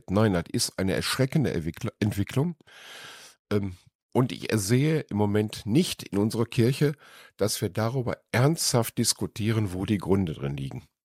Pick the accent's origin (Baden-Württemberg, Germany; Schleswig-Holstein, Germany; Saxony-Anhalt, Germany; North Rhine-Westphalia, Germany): North Rhine-Westphalia, Germany; Mülheim an der Ruhr; moved away as an adult; also born or lived in Cologne; now in Lindlar, Germany; Nein, ich bin nicht Düsseldorfer. Ich komme gebürtig aus dem Ruhrgebiet. Woher? Ja, aus Mülheim